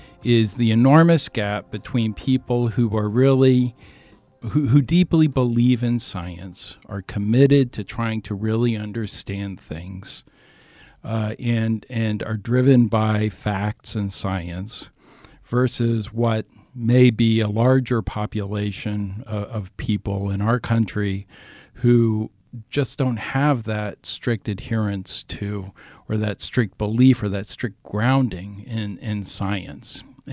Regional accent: Ohio, United States; I grew up in Ohio, in southern Ohio, where, you know, many of my or most of my classmates, former classmates, were Trump supporters.

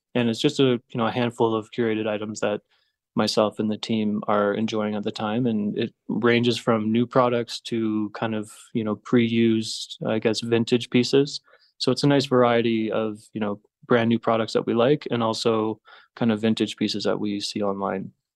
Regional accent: Blue Mountain, Ontario, Canada; moved away as an adult; also born or lived in Toronto / Montreal / Mexico; now in Bogota, Colombia; a small town just north of Toronto called Blue Mountain. It's a little ski town. So I spent about ten years in Toronto

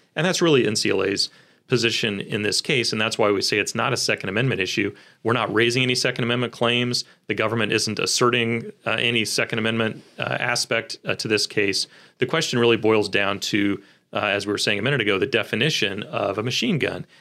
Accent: Kansas City, Missouri, United States; born and raised in Kansas City

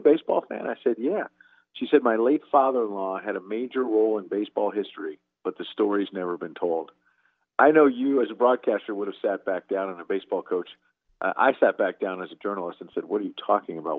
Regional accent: New York, United States; growing up in New York

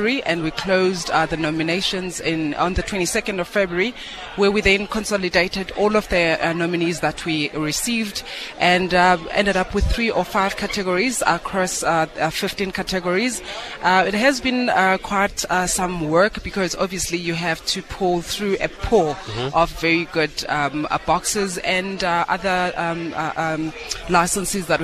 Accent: Eastern Cape, South Africa; I'm a girl from the Eastern Cape. My mom being from Eastern Cape, I grew up in the Eastern Cape.

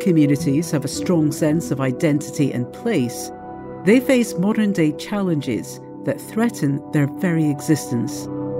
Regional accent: Scotland, United Kingdom; my home country, Scotland.

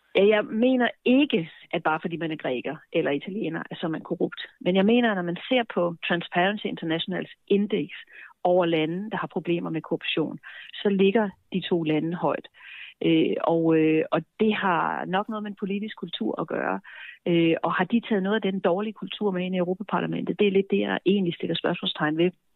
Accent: Denmark; vi danskere

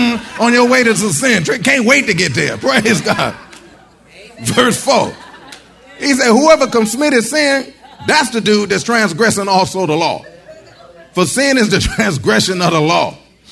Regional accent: Michigan, United States; Now, see, I came from Michigan. In Michigan, you see the trees fall.

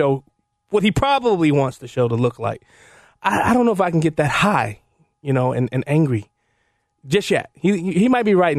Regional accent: Chicago, Illinois, United States; I'm from Cabrini Green Housing Projects. I'm from the south side of Chicago

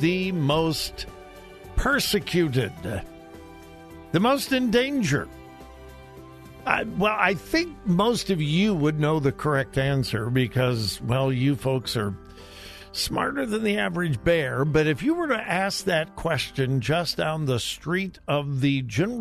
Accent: Southern California, United States; moved away; I'm from Southern California.

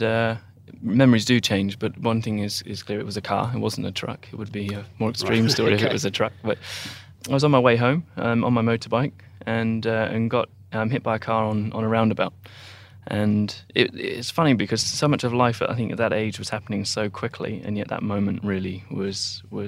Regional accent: Taunton, South West England, United Kingdom; moved away as an adult; now in Australia; where I grew up

